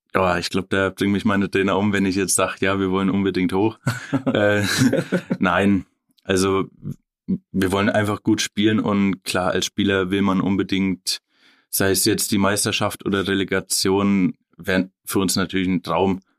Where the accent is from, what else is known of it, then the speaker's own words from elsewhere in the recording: Oerlenbach, Bavaria, Germany; also born or lived in Ebenhausen; Erlenbach, ja, da bin ich dann ab der Jugend quasi groß geworden bis, ich, bis jetzt.